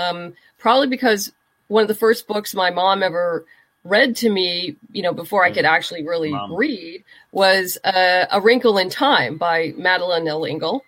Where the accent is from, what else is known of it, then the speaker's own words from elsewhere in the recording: Southern California, United States; also born or lived in New York; I'm originally from Southern California. We bounced around a little bit between Los Angeles and the desert and then back to L.A. And I did end up leaving California for a while. I went to graduate school in New York and stayed on after I graduated, worked there for a while.